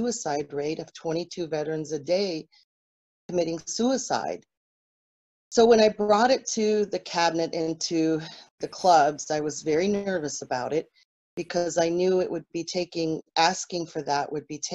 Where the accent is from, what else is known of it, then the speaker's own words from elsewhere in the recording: Texas, United States; moved away as an adult; now in Eagle River, United States; I hail from Texas, went to University of Texas in college